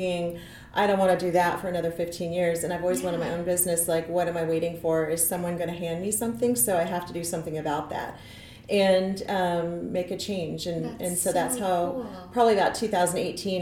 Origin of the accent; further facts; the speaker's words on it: Nebraska, United States; moved away as an adult; also born or lived in Kansas City, Missouri; now in Lee's Summit, United States; I grew up in Nebraska, but I landed in Kansas City, like, I don't know, 28 years ago or so.